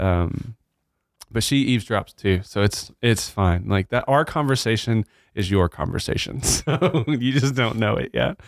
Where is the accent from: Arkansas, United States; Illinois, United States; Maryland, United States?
Arkansas, United States; Batesville; moved away as an adult; also born or lived in Blytheville, Arkansas / Kansas City; now in Nacogdoches, United States; I grew up in Arkansas. I was born in Blyville, Arkansas. Grew up in Batesville, Arkansas